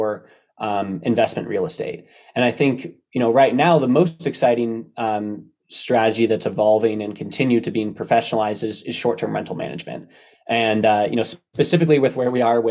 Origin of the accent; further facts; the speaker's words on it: Bay Area, California, United States; I grew up in the Bay Area